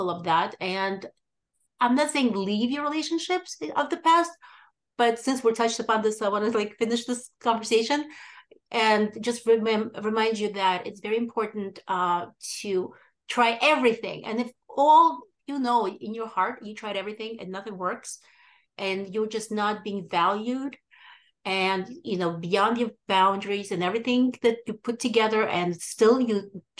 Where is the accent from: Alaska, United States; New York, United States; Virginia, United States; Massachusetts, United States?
New York, United States; also born or lived in Odessa, Ukraine; I was born in Odessa, Ukraine, and I grew up in New York